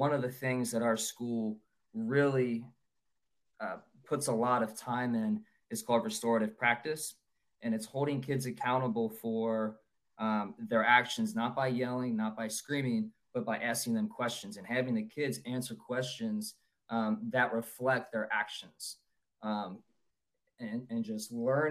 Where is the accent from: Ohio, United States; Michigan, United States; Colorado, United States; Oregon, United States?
Ohio, United States; Cincinnati; I'm from Cincinnati, Ohio